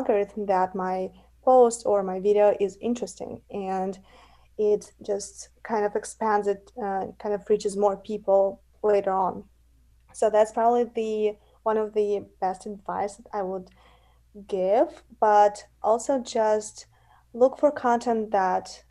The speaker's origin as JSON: {"language": "English", "country": "Russia", "moved": "yes", "lives_now": "United States", "said": "I'm from United States, original from Russia, but I live in the United States."}